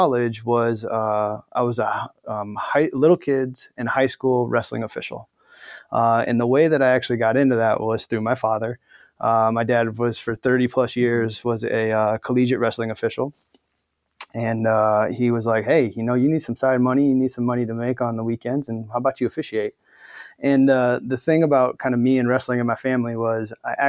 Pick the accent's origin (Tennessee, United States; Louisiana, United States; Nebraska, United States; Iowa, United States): Nebraska, United States; Omaha; moved away as an adult; also born or lived in Florida / Washington / Albuquerque, New Mexico / Ohio; now in Bay Area, United States; I'm originally from Omaha, Nebraska, born and raised in the Cornhusker State, just growing up in Omaha